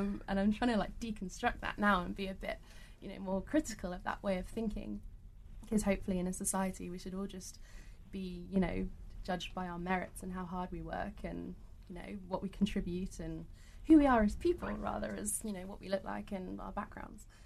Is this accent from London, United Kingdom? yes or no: no; Norfolk, East of England, United Kingdom; accent: British; also born or lived in Australia; go back to my own country every so often. I'm like, what, Norfolk?